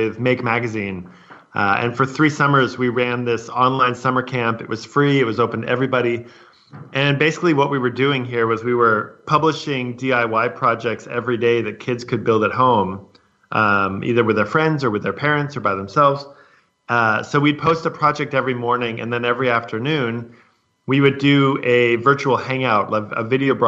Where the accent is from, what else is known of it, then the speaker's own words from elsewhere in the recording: San Francisco, California, United States; moved away; I'm from San Francisco